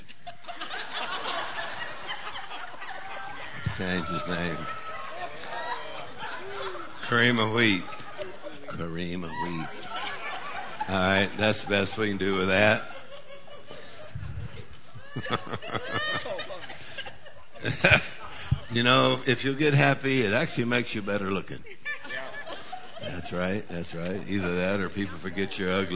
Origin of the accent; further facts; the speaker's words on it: Texas, United States; now in Louisiana, United States; I'm originally from Texas, but we've been in Louisiana for about 40 years or so